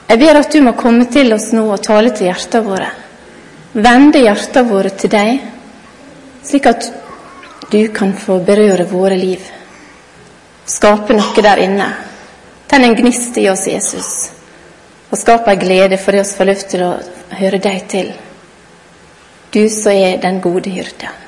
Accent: Godøy, Møre og Romsdal, Norway; jeg er kone, og jeg er mor, og jeg er lærer, og jeg er sunnmøring og godøying.

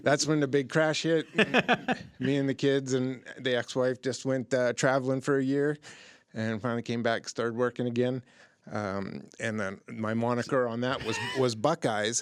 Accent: Youngstown, Ohio, United States; I'm from Youngstown, Warren, Ohio, that area

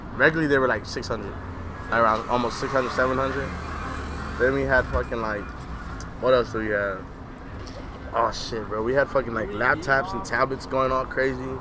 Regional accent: Arizona, United States; I am from Arizona

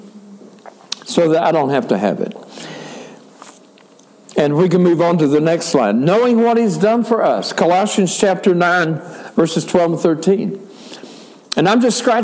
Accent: United States; I am an American, I am a male, and I am white.

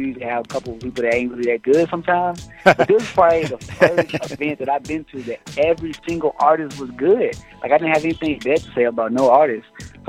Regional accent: Hopkinsville, Kentucky, United States; I'm from Hopkinsville, Kentucky, a.k.a. Hot Town, man. Kentucky Stand Up 270.

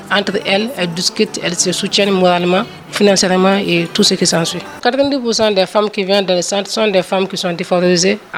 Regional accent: Côte d’Ivoire; Je viens de la Côte d'Ivoire où il y a beaucoup plus de fistules que nous.

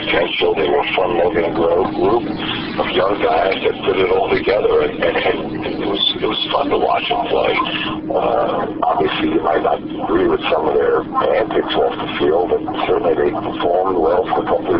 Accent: New York City, New York, United States; growing up in the Bronx

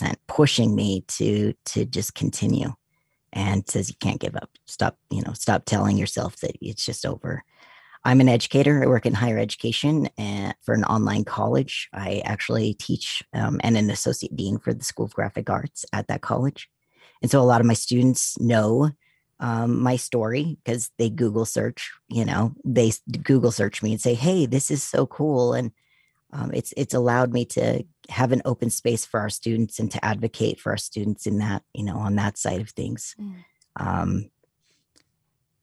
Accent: Utah, United States; I grew up in Utah

